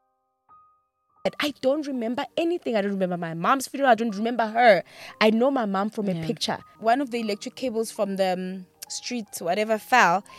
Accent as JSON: {"language": "English", "town": "Pretoria", "region": "Gauteng", "country": "South Africa", "tie": "born or raised there", "said": "we were born and bred in Pretoria."}